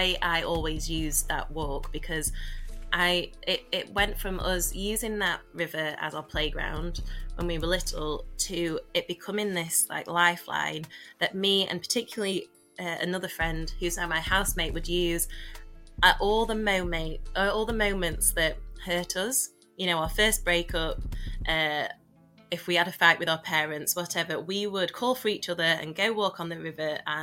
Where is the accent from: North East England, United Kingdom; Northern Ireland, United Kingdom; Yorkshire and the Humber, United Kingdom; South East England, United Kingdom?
Yorkshire and the Humber, United Kingdom; Doncaster; a really working-class kid growing up in Doncaster